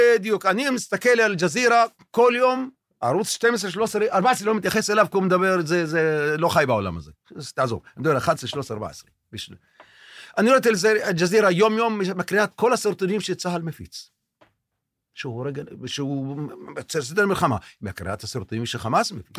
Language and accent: Hebrew; Tel Sheva, Southern District, Israel; אני נולדתי כאן, אבא שלי נולד כאן, הסבא שלי נולד כאן.